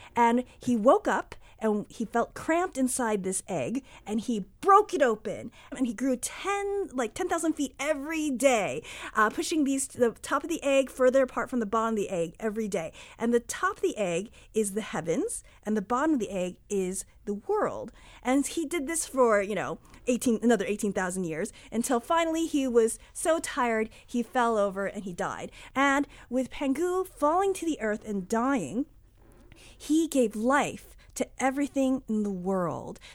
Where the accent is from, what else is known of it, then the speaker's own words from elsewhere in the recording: United States; I grew up here in the United States